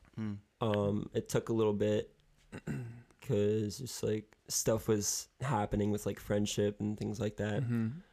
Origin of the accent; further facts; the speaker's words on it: Ephrata, Pennsylvania, United States; I grew up in Ephrata, PA